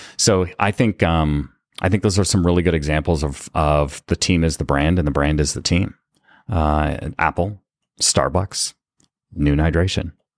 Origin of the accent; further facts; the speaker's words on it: Canada; I was born and raised in Canada